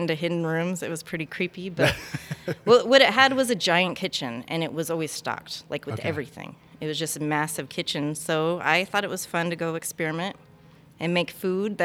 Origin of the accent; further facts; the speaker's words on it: Tooele, Utah, United States; also born or lived in Mammoth, Utah; I grew up in Twilla, Utah, to begin with, till I was 13